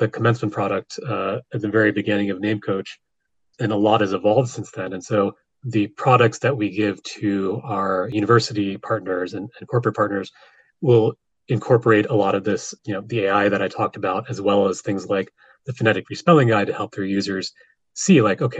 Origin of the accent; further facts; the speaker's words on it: United States; I'm an American. I don't really speak other languages.